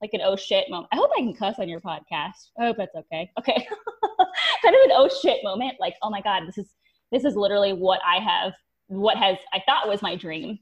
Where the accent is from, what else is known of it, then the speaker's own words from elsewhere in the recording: Ohio, United States; now in St. Petersburg, United States; I'm originally from Ohio